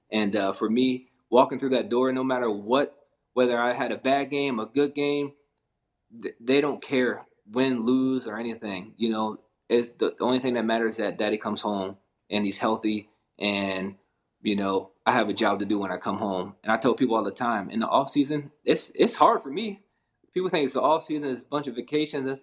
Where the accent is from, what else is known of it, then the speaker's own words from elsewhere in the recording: Pennsylvania, United States; also born or lived in Essex, Maryland; majority of my life, I grew up in Pennsylvania, but I started out near uh, Baltimore area down in um, Essex area. So it was probably about the fifth grade we moved up to PA